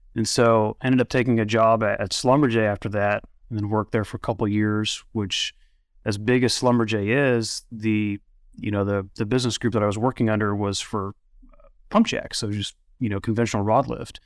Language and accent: English; Oklahoma City, Oklahoma, United States; moved away as an adult; now in Midland, United States; I was born in Oklahoma City